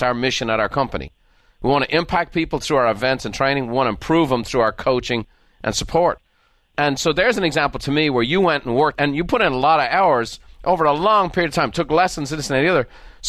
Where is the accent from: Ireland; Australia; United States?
Ireland; like I grew up in Ireland. There was no race issues in Ireland because we had no races.